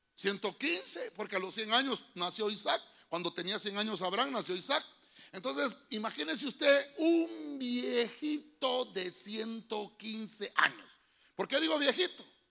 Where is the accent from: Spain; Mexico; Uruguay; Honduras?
Honduras; Todos somos mayas porque somos de Honduras